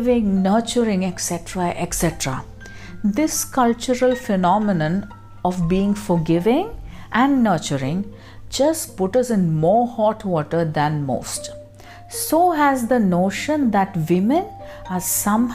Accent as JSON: {"language": "English", "region": "Kerala", "country": "India", "said": "I come from Kerala, a relatively empowered state."}